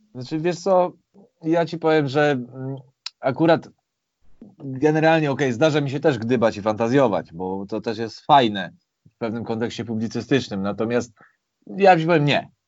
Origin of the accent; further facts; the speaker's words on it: Warsaw, Masovian Voivodeship, Poland; ja pochodzę z Warszawy